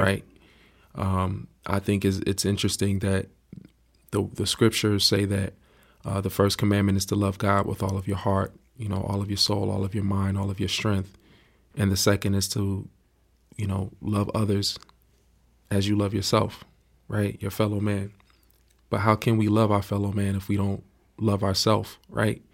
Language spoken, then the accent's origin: English; Miami, Florida, United States; I grew up in Miami, Florida.